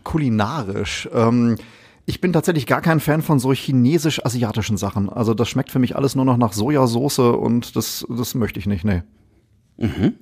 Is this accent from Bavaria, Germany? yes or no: no; Essen, North Rhine-Westphalia, Germany; aufgewachsen bin ich auch in Essen